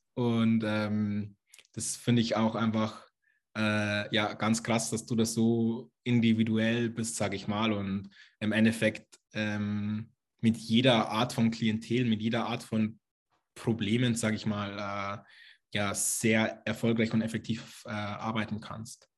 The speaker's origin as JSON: {"language": "German", "region": "Lower Bavaria", "country": "Germany", "said": "Ich komme aus Niederbayern, aus einem kleinen Dorf sozusagen."}